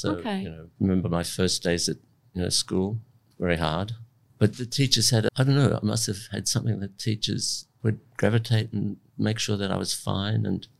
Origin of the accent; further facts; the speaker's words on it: Abruzzo, Italy; moved away; I was born in Italy in the mountains of Abruzzo, which is pristine forests and alpine mountains and in a little village.